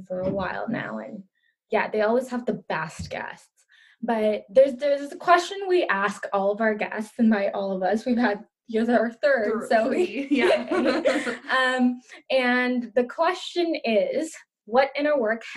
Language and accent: English; Pakistan; moved away; so I grew up in Pakistan. That was where I was born.